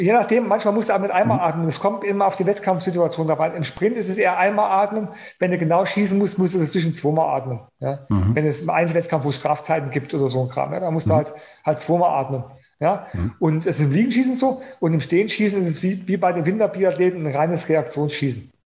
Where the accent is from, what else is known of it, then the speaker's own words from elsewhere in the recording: Germany; hier in, bei uns in Deutschland